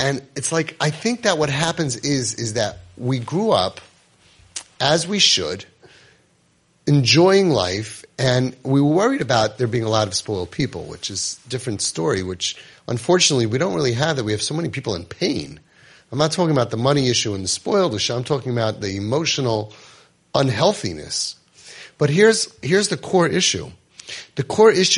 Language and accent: English; United States; I'm an American-born kid